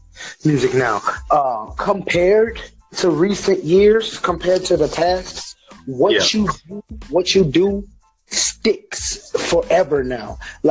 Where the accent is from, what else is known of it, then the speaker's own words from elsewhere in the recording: New Orleans, Louisiana, United States; I'm from New Orleans, Louisiana